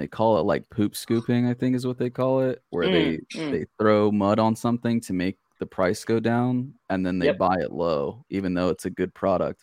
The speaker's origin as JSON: {"language": "English", "country": "United States", "said": "I'm an American"}